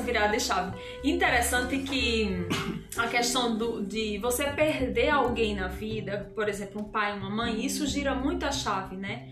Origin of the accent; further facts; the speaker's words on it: interior of Ceará, Brazil; moved away as an adult; also born or lived in Natal, Rio Grande do Norte; now in Fortaleza, Brazil; eu sou do interior do Ceará, numa cidadezinha muito pequena